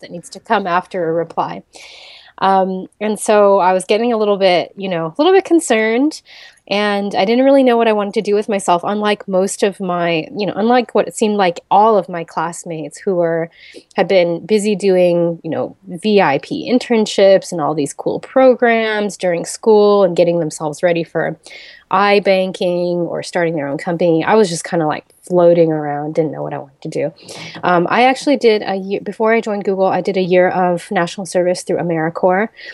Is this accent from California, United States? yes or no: no; Seattle, Washington, United States; moved away as an adult; also born or lived in Silicon Valley; now in Bali, Indonesia; I grew up in Seattle, Washington, and then I moved to Silicon Valley for college